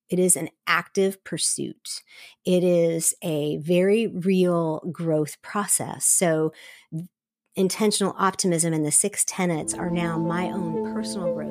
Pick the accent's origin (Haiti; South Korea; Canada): South Korea; Seoul; But I was raised in Seoul, Korea. My parents went there as missionaries in 1974. And so I was raised in a missionary community with lots of expatriates from all over the world.